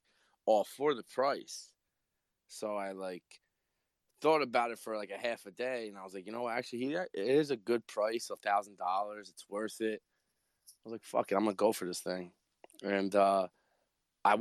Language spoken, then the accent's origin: English; New Jersey, United States; I'm from Jersey.